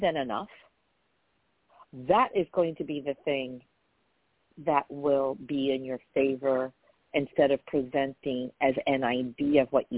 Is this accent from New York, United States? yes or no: yes; New York, United States; I'm from New York